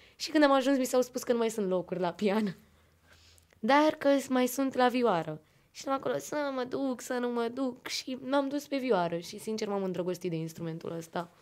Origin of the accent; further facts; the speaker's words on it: Pitești, Argeș, Romania; vin din Pitești, de la Liceul de Arte din Ulipati